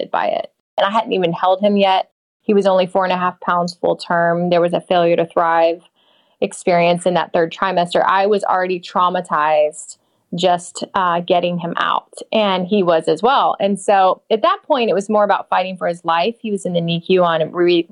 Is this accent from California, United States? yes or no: no; St. Petersburg, Florida, United States; I grew up in Florida, in St. Petersburg